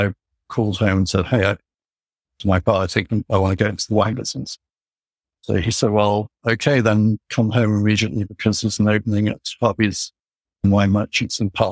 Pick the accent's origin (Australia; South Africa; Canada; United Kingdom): United Kingdom; England; moved away; when I was growing up in England in 1979